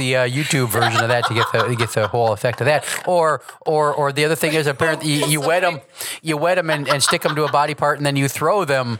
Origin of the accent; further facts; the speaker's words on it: United States; I'm an American.